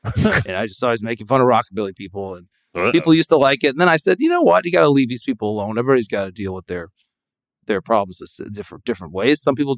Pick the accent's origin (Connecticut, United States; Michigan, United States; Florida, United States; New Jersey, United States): Connecticut, United States; also born or lived in Nashville; So anyway, I'm from Connecticut, so I have some idea of what I'm talking about.